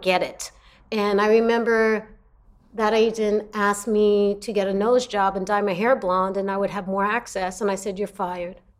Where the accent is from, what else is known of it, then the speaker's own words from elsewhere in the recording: New York City, New York, United States; moved away as an adult; also born or lived in Los Angeles; I come from Brooklyn, New York.